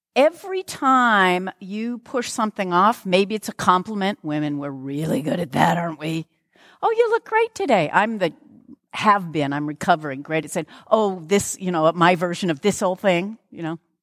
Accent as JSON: {"language": "English", "town": "Lakewood", "region": "Washington", "country": "United States", "said": "I'm actually from Lakewood"}